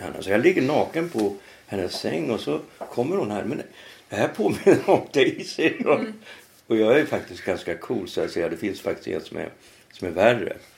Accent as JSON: {"language": "Swedish", "region": "Norrland", "country": "Sweden", "also_born_or_lived": "Trondheim, Norway", "moved": "as an adult", "lives_now": "Stockholm, Sweden", "said": "jag är ju från Norrland"}